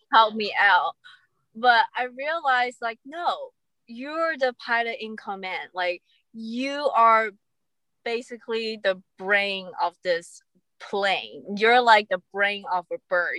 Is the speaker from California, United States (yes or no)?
yes; California, United States; I'm from California